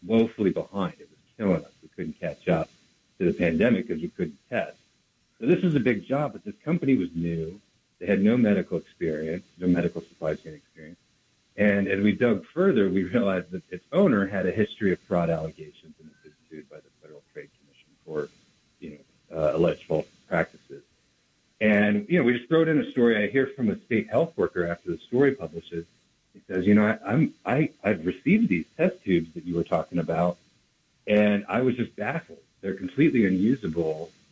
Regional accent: United States; as an American

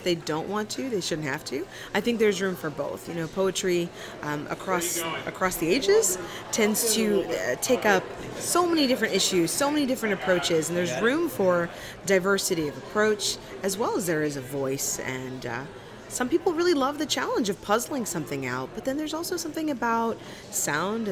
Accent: Texas, United States; I'm a poet from Texas

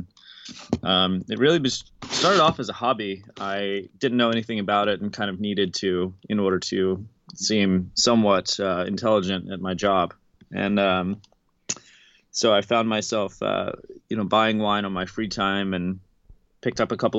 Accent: Baltimore, Maryland, United States; I'm from Baltimore originally, or from outside Baltimore.

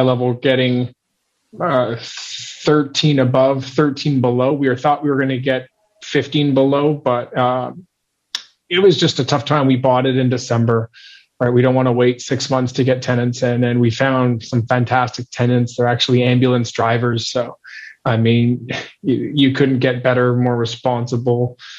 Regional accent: Montreal, Quebec, Canada; I'm born and raised in Montreal

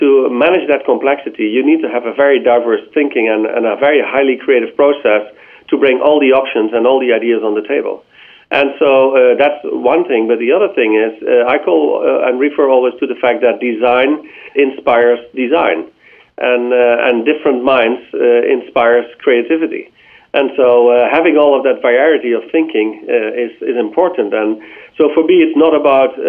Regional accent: Netherlands; I'm from the Netherlands

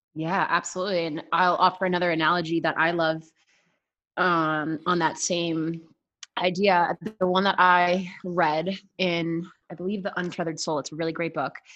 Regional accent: Boston, Massachusetts, United States; now in Colorado, United States; I am out of Colorado. I actually road tripped the country for a few months. I am originally from Boston, Massachusetts

